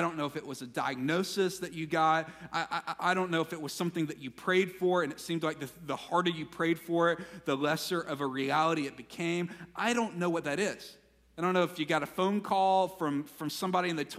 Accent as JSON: {"language": "English", "region": "Mississippi", "country": "United States", "tie": "born or raised there", "said": "Growing up in Mississippi"}